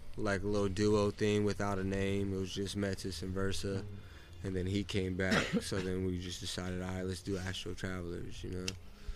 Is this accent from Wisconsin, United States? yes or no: no; Riverside, California, United States; I'm from Riverside.